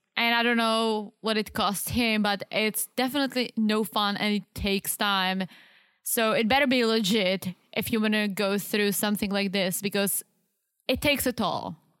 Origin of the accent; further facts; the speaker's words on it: Czechia; English is a second language; moved away; me growing up in Czech